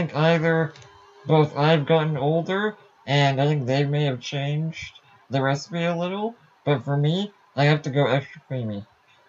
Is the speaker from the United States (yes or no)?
no; Welland, Ontario, Canada; now in Vancouver Island, Canada; I was about in a town called, I guess I can say I don't live there now, Welland.